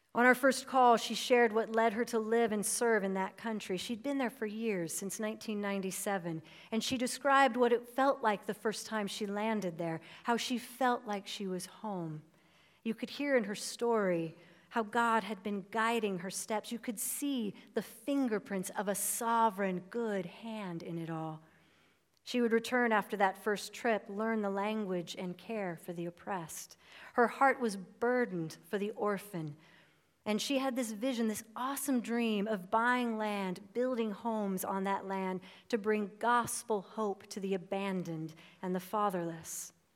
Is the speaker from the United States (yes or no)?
yes; United States; I am an American